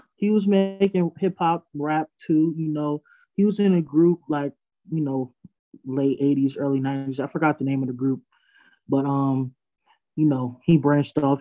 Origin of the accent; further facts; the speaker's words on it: Freeport, New York, United States; I'm from Long Island, Freeport